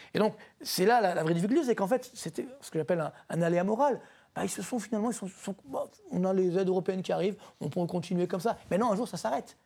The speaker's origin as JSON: {"language": "French", "country": "France", "said": "chez nous en France"}